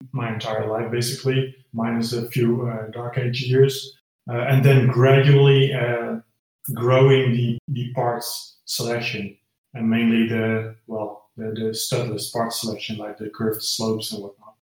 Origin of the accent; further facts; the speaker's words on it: Netherlands; I'm from the Netherlands. So I'm Dutch.